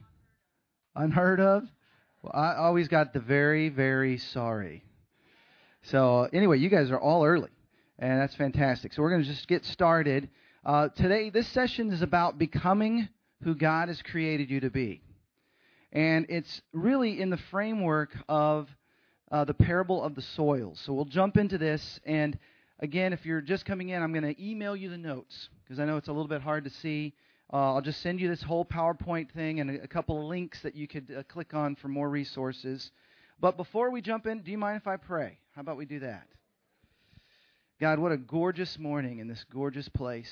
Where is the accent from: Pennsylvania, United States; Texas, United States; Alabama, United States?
Texas, United States; moved away as an adult; also born or lived in Sacramento, California / Seattle, Washington / Los Angeles, California; kindergarten through college, I was in Texas